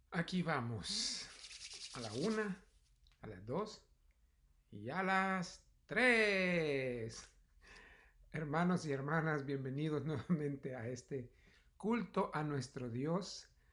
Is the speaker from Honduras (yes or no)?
no; El Salvador; moved away; En mis años de juventud fui misionero en un área rural en mi país, El Salvador